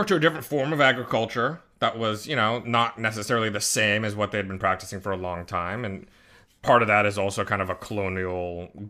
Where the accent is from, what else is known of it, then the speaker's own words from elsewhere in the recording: United States; I'm an American.